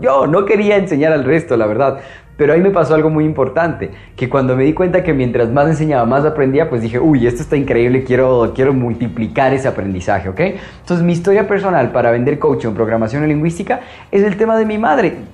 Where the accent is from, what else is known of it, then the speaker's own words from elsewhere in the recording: Ambato, Tungurahua, Ecuador; also born or lived in Quito; yo vengo de una hermosísima ciudad llamada Ambato, yo soy de Ecuador, de Quito